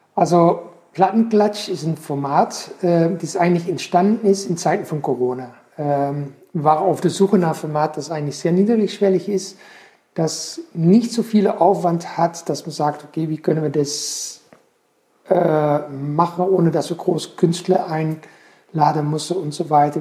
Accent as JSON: {"language": "German", "area": "Belgian coast", "region": "Flanders", "country": "Belgium", "tie": "born or raised there", "moved": "yes", "lives_now": "Pforzheim, Germany", "said": "ich bin am, in Belgien am Meer aufgewachsen"}